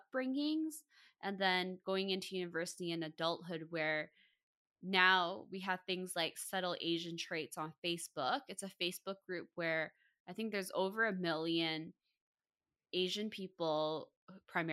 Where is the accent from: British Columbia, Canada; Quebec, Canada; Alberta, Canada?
British Columbia, Canada; Vancouver; born and raised in Vancouver